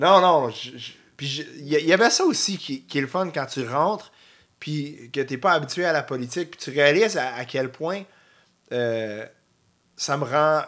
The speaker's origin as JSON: {"language": "French", "area": "North Shore", "region": "Quebec", "country": "Canada", "said": "C'était comme retourner chez nous. Je viens de la Rive-Nord."}